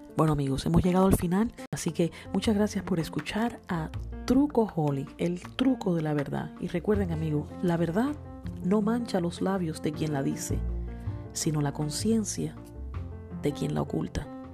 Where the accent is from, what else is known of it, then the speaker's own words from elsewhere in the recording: Cuba; now in United States; yo soy cubana americana